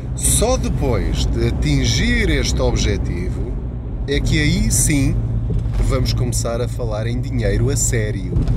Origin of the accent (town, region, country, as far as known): Portugal